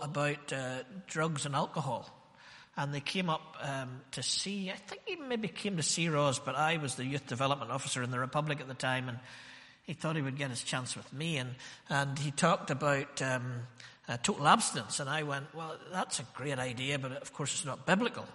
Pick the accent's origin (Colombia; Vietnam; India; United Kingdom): United Kingdom; Ballymena, Northern Ireland; born or raised there